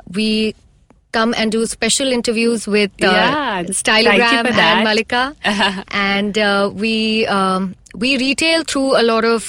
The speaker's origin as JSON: {"language": "English", "country": "India", "said": "I'm truly one of those Indians."}